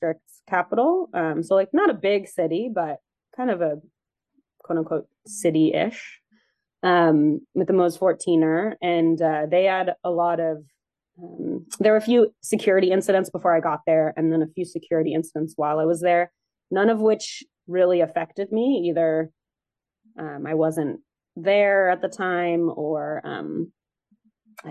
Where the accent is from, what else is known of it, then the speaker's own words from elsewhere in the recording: Bay Area, California, United States; Growing up in the Bay Area where the weather is very mild all the time